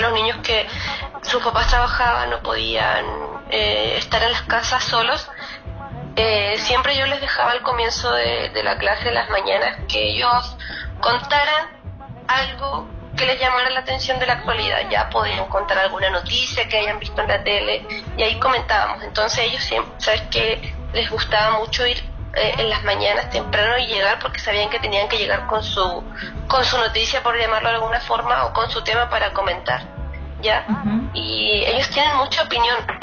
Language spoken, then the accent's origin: Spanish; Puerto Natales, Magallanes and Chilean Antarctica, Chile; now in Punta Arenas, Chile; yo soy de Puerto Natales